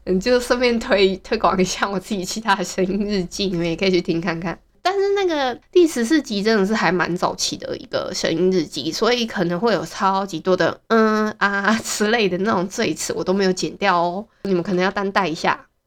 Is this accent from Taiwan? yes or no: yes; Hualien County, Taiwan; 像我们花莲人很多都是用爱情国小